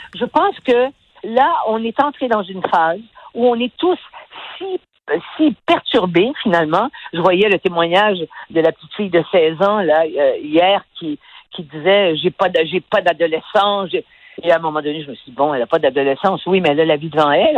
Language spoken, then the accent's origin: French; Quebec, Canada; on a des gens chez nous, au Québec